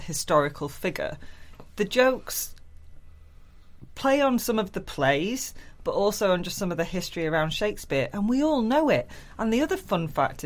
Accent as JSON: {"language": "English", "town": "Glossop", "region": "East Midlands", "country": "United Kingdom", "tie": "born or raised there", "also_born_or_lived": "Manchester", "said": "I grew up in Glossop."}